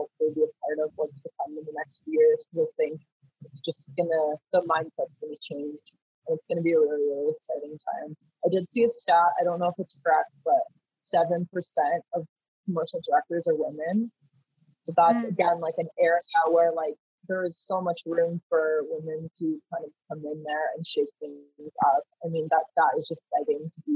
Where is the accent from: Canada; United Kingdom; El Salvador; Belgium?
Canada; Vancouver, British Columbia; I started off growing up in Vancouver, was in the outdoors a lot